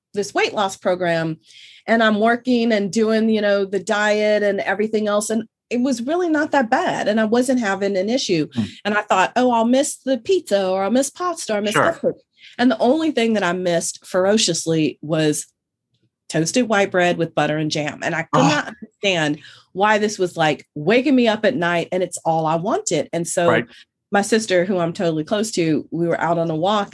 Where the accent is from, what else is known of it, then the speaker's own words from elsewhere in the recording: Northern California, United States; I grew up in Northern California, but my grandparents, my family, they're all from Louisiana.